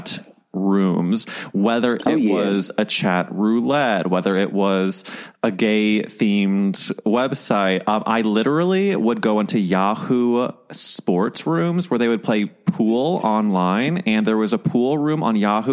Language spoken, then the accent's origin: English; St. Louis, Missouri, United States; I am from St. Louis, Missouri